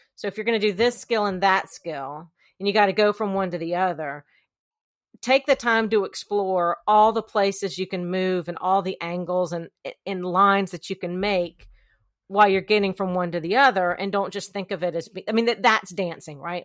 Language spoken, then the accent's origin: English; Columbia, South Carolina, United States; I am from Columbia, South Carolina